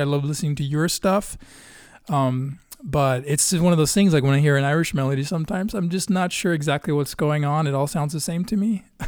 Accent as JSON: {"language": "English", "country": "Sweden", "tie": "born or raised there", "also_born_or_lived": "Gothenburg, Sweden / Örebro, Sweden", "moved": "yes", "lives_now": "Chicago, United States", "said": "growing up in Sweden and living in Gothenburg and Örebro and other places"}